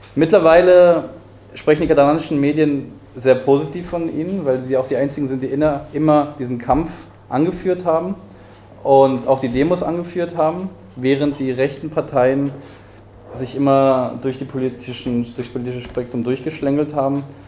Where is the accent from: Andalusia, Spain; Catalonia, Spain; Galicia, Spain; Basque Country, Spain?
Catalonia, Spain; Barcelona; moved away; ich bin in Barcelona geboren